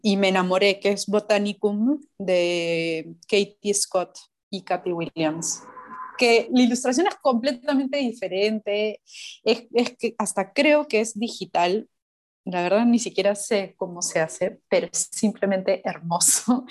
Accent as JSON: {"language": "Spanish", "town": "Chincha Alta", "region": "Ica", "country": "Peru", "tie": "born or raised there", "moved": "yes", "said": "yo crecí en Chincha, entonces para mí ir a Chincha es ese conectar con, con, mi infancia"}